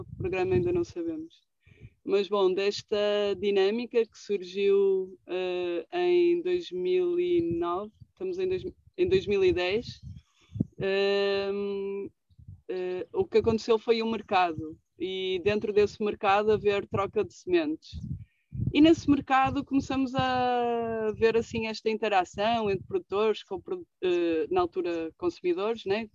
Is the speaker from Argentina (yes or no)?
no; Porto, Norte, Portugal; moved away as an adult; now in Alentejo, Portugal; originalmente sou do Porto, ou seja, não, não tenho raízes na Mimosa, que é onde eu estou, Alentejo. Uh, vim morar para cá há 10 anos